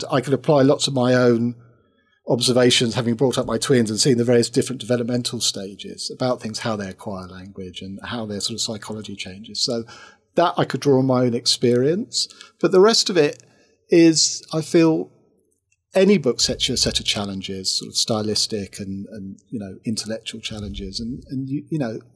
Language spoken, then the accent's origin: English; Wembley, London, United Kingdom; when I was growing up, I grew up in Wembley.